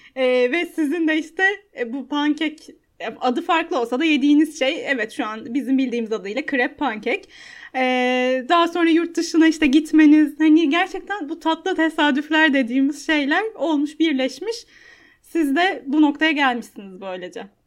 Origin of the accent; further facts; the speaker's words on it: Istanbul, Turkey; ben de Maltepe'de yaşadım. Yani e, evlenene Aa. kadar.